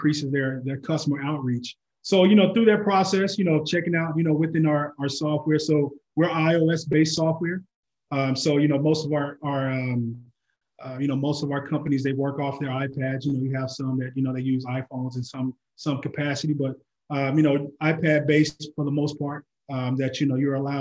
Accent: Oklahoma, United States; I'm originally from Oklahoma

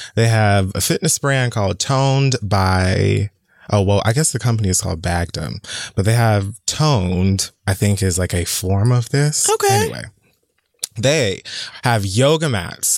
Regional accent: Miami, Florida, United States; now in New York City, United States; growing up in Miami

